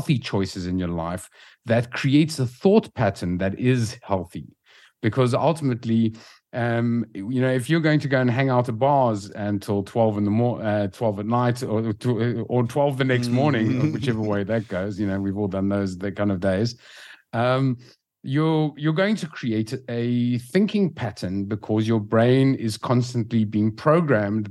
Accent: South Africa; moved away as an adult; now in Lisbon, Portugal; We're from South Africa originally

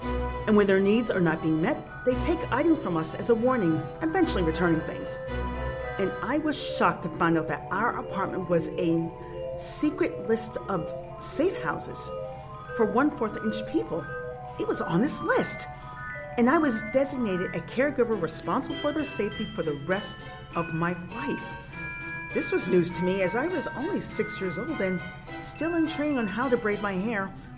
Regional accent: New York City, New York, United States; As a 6-year-old growing up in Spanish Harlem, I was always fascinated with the array of plants my southern-bred parents would have throughout our apartment.

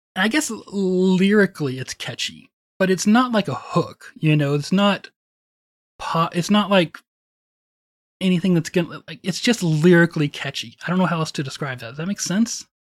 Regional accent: Wichita Falls, Texas, United States; growing up in Wichita Falls

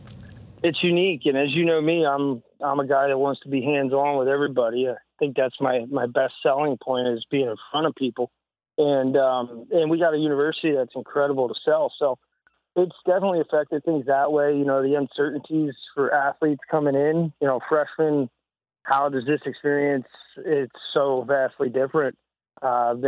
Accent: New Jersey, United States; moved away as an adult; also born or lived in Nebraska; now in St. Charles, Missouri, United States; going to college in Nebraska and growing up in Jersey

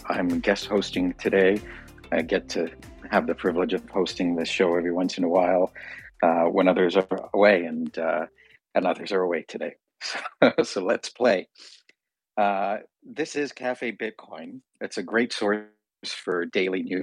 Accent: Canada; I'm a Canadian. We celebrated it in October

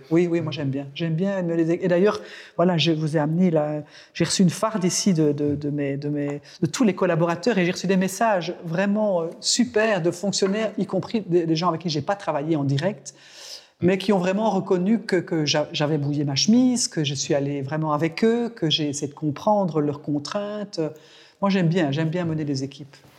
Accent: Belgium; chez nous, en Belgique

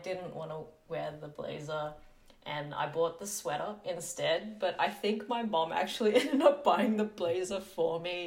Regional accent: Sydney, New South Wales, Australia; I grew up in Western Sydney

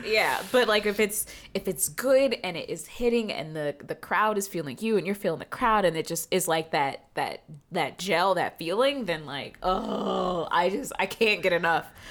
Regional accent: Marietta, Georgia, United States; I grew up seeing that in Atlanta

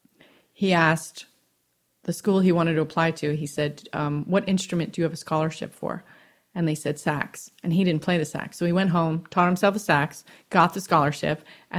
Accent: New York, United States; I grew up in America

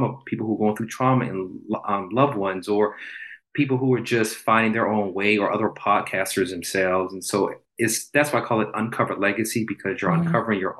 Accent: Charleston, South Carolina, United States; moved away; I'm originally from Charleston, South Carolina.

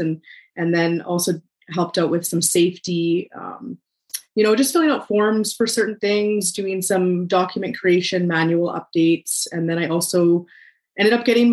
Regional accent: Swift Current, Saskatchewan, Canada; I live in a small town outside Saskatoon. I'm from Swift Current, Saskatchewan, actually, in southern Saskatchewan

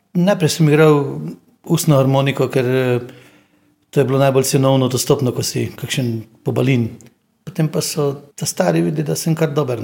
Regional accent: Osijek, Osijek-Baranja County, Croatia; moved away; Rodil sem se v Osijeku na Hrvaškem

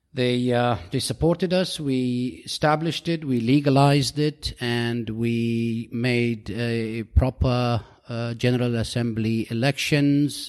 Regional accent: United Arab Emirates; I'm from the United Arab Emirates.

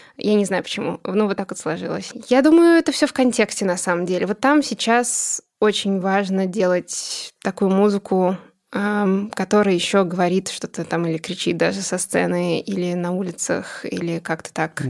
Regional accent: Russia; born or raised there; first language Russian; moved away as an adult; now in Boston, United States

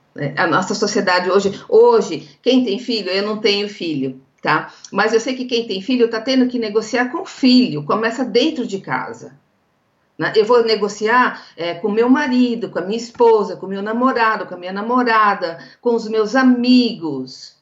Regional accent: interior of São Paulo, Brazil; accent: interior paulista; eu sou do interior de São Paulo, né? Acho que o sotaque já diz isso

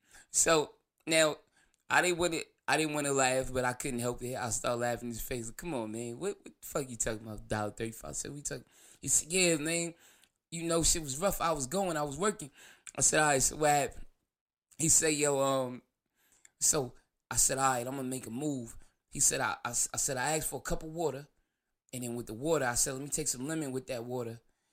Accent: New Jersey, United States; I'm from Jersey, so it's no transportation. So I had to walk.

